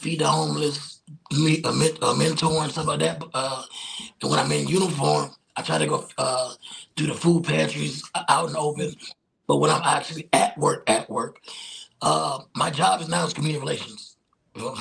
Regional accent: South Georgia, United States; I grew up in South Georgia.

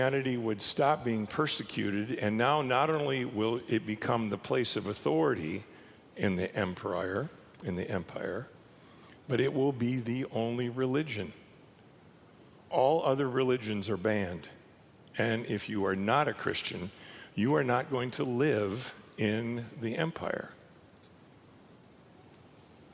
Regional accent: Minot, North Dakota, United States; I grew up in North Dakota in Minot

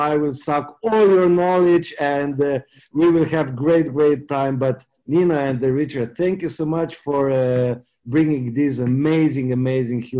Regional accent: Slovenia; now in Munich, Germany; I live in Germany, but I'm from Slovenia.

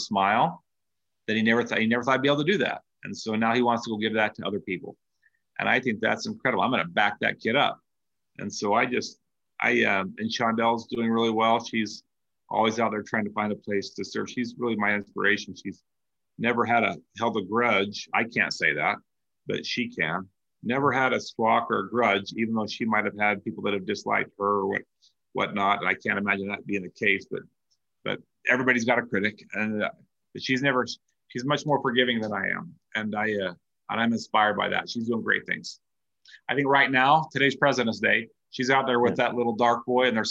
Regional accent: Salt Lake City, Utah, United States; I'm from Salt Lake, and we're all called by the same name

